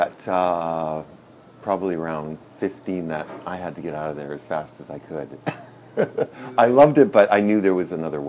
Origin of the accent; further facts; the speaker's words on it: Prince Rupert, British Columbia, Canada; I grew up in Prince Rupert, British Columbia, which is 500 miles north of Vancouver on an island